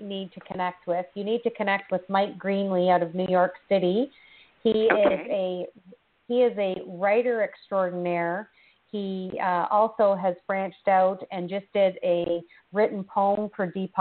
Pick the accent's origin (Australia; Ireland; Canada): Canada; being Canadian, we often end our sentences with the word